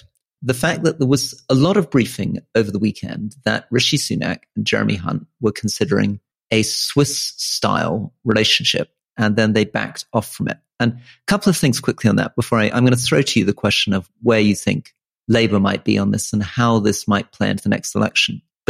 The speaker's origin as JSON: {"language": "English", "country": "Malaysia", "tie": "born or raised there", "also_born_or_lived": "Hong Kong", "said": "And I grew up overseas too. So I was born in Hong Kong. I grew up in Malaysia."}